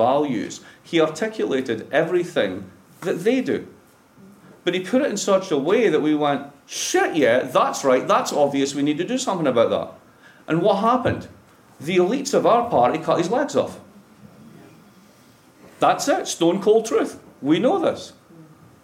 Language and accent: English; Dundee, Scotland, United Kingdom; moved away as an adult; also born or lived in Boston, United States; now in Providence, United States